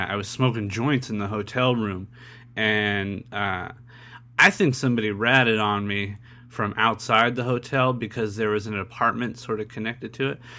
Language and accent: English; California, United States; I'm from California